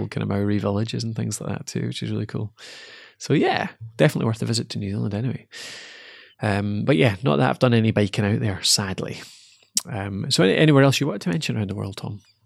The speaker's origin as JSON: {"language": "English", "town": "Dumfries", "region": "Scotland", "country": "United Kingdom", "moved": "yes", "said": "I'm from Dumfries originally"}